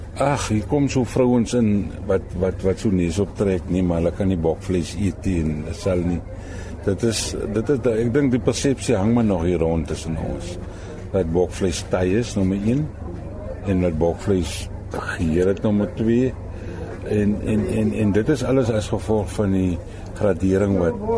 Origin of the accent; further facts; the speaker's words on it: Cederberg, Western Cape, South Africa; moved away as an adult; now in Nieuwoudtville, South Africa; ek kom oorspronklik van Tem Willem af van die Cederberge geboer